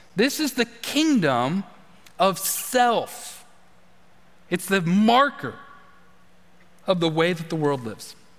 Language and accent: English; United States; I'm an American. I'm American